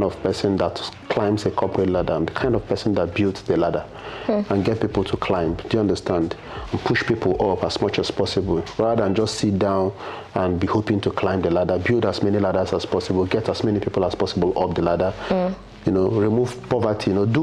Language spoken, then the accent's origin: English; Nsukka, Enugu State, Nigeria; moved away as an adult; now in Lagos, Nigeria; I grew up, I was born in Nsukka, in UNN actually. So I grew up in the university environment, primary, secondary school, university